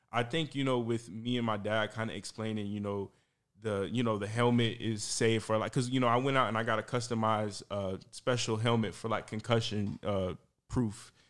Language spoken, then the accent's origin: English; St. Petersburg, Florida, United States; also born or lived in Georgia; now in Tampa, United States; born and raised in Saint Petersburg, went to college in Georgia, Mercer University